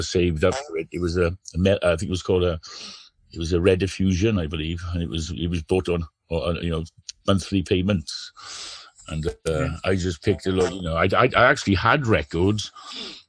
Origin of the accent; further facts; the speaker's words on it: Merthyr Tydfil, Wales, United Kingdom; growing up in Merthyr Tydfil with my massive family